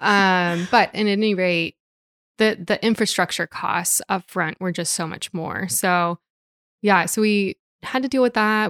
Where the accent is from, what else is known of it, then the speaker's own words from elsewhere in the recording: Portland, Oregon, United States; moved away as an adult; also born or lived in Singapore; now in Hood River, United States; I was born and raised in Portland too